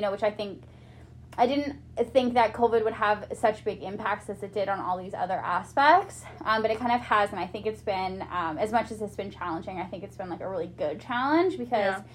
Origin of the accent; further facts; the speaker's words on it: Quesnel, British Columbia, Canada; also born or lived in Nanaimo; now in Prince George, Canada; I grew up like in Quesnel